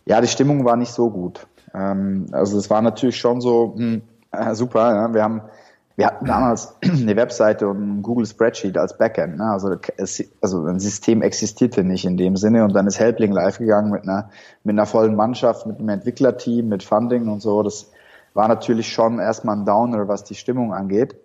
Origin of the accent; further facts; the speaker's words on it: Switzerland; moved away as an adult; also born or lived in Shanghai; now in Berlin, Germany; komme ursprünglich aus der Schweiz und habe ja wie sich's für einen guten Schweizer gehört, eine Bankausbildung gemacht